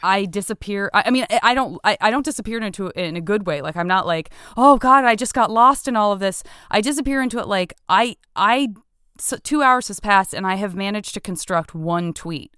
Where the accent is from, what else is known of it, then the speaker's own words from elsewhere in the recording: Tucson, Arizona, United States; I'm from Arizo, Tucson, Arizona.